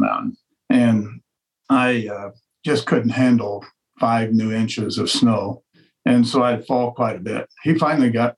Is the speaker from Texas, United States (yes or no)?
no; Western Colorado, United States; also born or lived in Denver; I grew up in Western Colorado